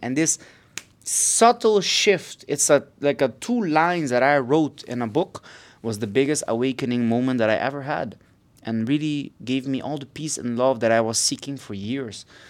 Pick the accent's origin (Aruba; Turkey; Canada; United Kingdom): Aruba; now in Barcelona, Spain; I'm from Aruba